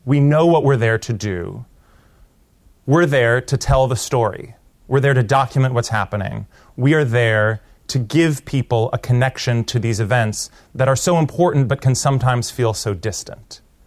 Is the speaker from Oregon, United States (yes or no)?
yes; Portland, Oregon, United States; moved away; also born or lived in India; my hometown, Portland, Oregon